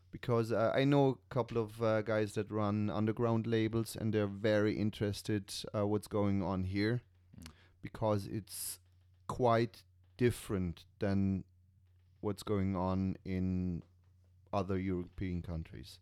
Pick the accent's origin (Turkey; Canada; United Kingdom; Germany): Germany; moved away as an adult; also born or lived in Switzerland; now in Ireland; I'm from Germany originally